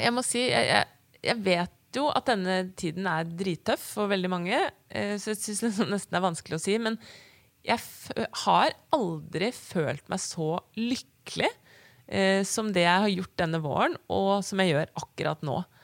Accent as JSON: {"language": "Norwegian", "town": "Bærum", "region": "Akershus", "country": "Norway", "tie": "born or raised there", "said": "Og så ble jeg født på Bærum selv, og vi flytter til Asker om et år"}